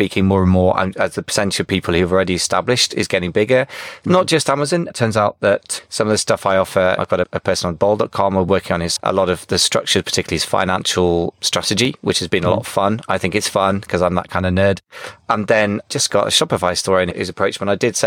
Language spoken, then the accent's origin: English; United Kingdom; I'm too British